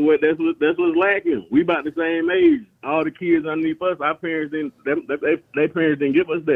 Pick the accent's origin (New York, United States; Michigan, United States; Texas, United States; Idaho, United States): Michigan, United States; Flint; I was born and raised in Flint